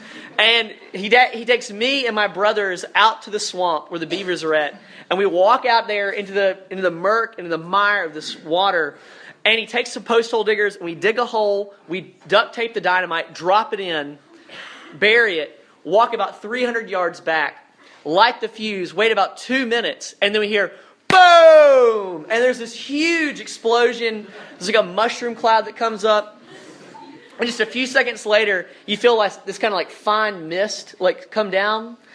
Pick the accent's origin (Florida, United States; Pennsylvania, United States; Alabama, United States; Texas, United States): Alabama, United States; Dothan; I'm from a small town in South Alabama, a place called Dothan